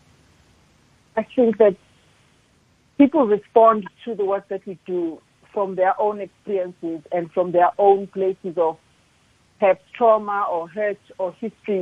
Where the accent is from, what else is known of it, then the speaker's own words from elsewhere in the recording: Ndaleni, KwaZulu-Natal, South Africa; moved away; I was born in a little place called Ndaleni near Richmond in KZN